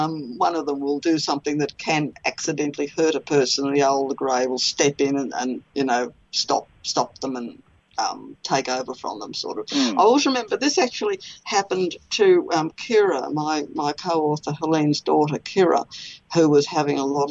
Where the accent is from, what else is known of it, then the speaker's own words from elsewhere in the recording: Australia; I'm Australian